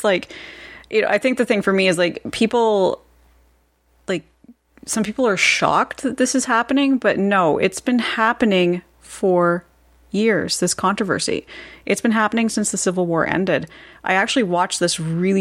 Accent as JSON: {"language": "English", "country": "Canada", "said": "as a Canadian"}